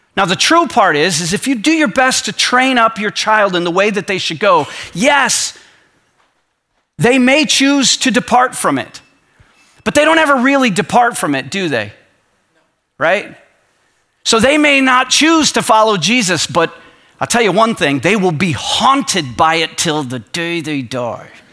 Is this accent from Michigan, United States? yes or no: yes; Michigan, United States; We're from Michigan